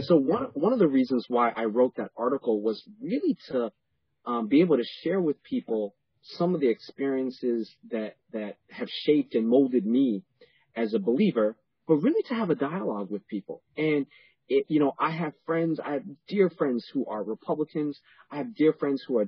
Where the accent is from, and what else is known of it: New York City, New York, United States; born or raised there; also born or lived in Panama